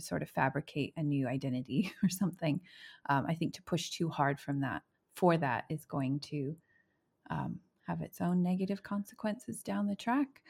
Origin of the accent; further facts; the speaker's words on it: United States; moved away as an adult; also born or lived in Indianapolis, Indiana; now in New Zealand; my own context as an American